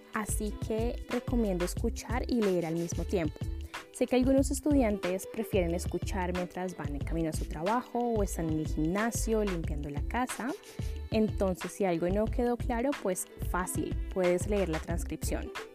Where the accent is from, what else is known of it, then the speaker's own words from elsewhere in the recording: Bogotá, Colombia; now in London, United Kingdom; soy de Bogotá, la capital de Colombia, y actualmente vivo en Londres, Inglaterra